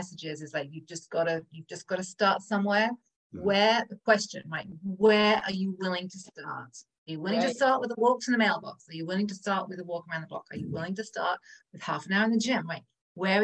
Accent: England, United Kingdom; moved away; I'm from England, right? So we smoke a lot, we drink a lot, we eat a lot of cheese and butter and sugar. That was pretty much my diet growing up

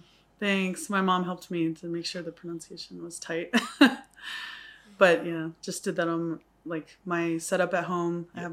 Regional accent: Guam; also born or lived in Texas, United States; now in Samoa; So I was born in Pongo, and my dad is white, my mom is Samoan, and he's a pilot. So we moved around a lot. I was raised in Guam mostly, and Texas, and then Guam.

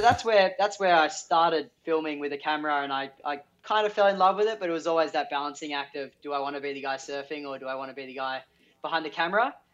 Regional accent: Sydney, New South Wales, Australia; I'm Sydney local, Avalon local

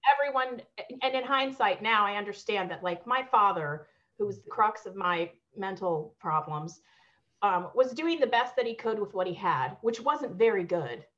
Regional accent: Maryland, United States; also born or lived in Peru; I moved to the states when I was three, and I grew up on the East Coast in Maryland

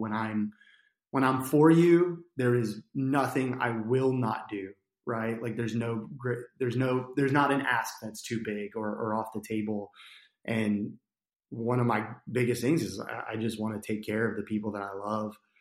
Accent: New Jersey, United States; moved away as an adult; also born or lived in Arkansas; now in Conway, United States; I grew up in New Jersey, um, to a single mom

